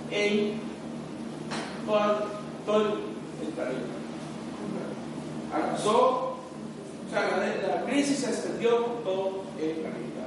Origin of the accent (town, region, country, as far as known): Costa Rica